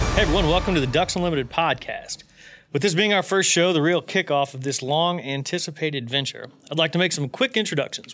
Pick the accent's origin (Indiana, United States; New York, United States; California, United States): Indiana, United States; West Central; I grew up in West Central Indiana